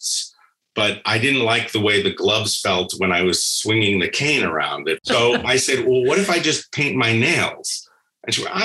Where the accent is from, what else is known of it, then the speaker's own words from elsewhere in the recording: New York, United States; first language Spanish; English is a second language; I'm from New York, I just grew up eating